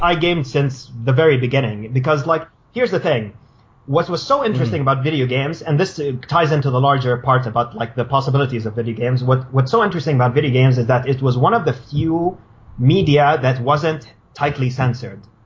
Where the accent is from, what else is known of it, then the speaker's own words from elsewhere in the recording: Riyadh, Riyadh Province, Saudi Arabia; moved away as an adult; also born or lived in Cairo, Egypt; I come from uh, Saudi Arabia. I was born and raised in Riyadh.